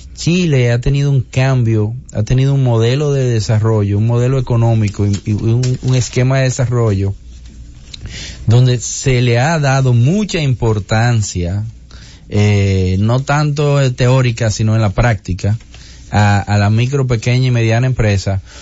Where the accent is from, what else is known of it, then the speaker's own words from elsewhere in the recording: Dominican Republic; nuestra identidad. ¿Tú me entiendes? Como dominicanos en esa zona